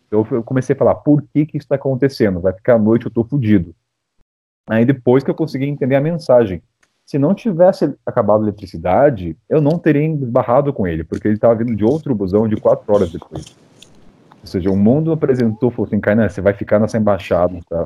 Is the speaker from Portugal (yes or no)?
no; Brazil; sou do Brasil